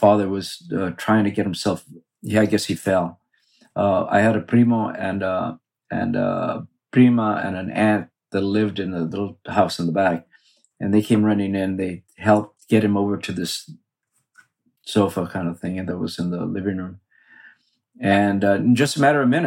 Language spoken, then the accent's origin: English; Los Angeles, California, United States; I grew up in East Los Angeles, just east of Boyle Heights, an area called Belvedere.